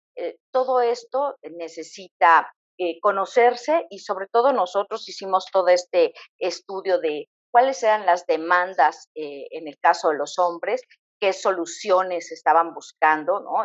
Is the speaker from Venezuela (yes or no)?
no; Mexico; nosotros tradicionalmente como mexicanos también tenemos una serie de hábitos